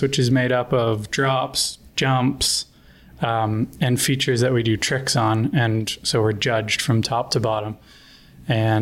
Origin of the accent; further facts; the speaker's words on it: an hour north of Toronto, Ontario, Canada; So I grew up in Toronto, just an hour north